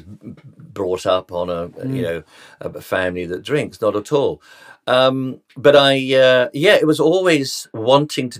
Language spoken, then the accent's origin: English; London, United Kingdom; I was born in Tottenham, North London.